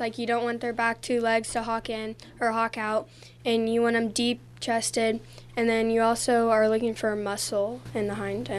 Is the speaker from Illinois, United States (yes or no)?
yes; Roseville, Illinois, United States; I'm from Roseville, Illinois, and my background's sheep